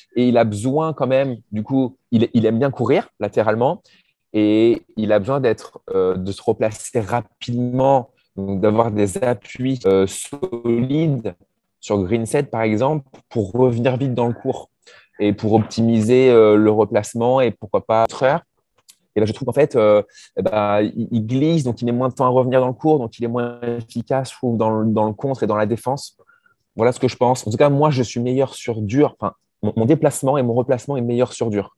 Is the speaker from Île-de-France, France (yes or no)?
no; Normandy, France; je suis normand